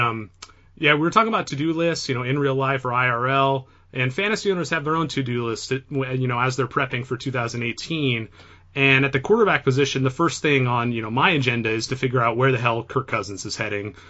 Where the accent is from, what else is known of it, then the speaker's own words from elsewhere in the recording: Bay Area, California, United States; I grew up in the Bay Area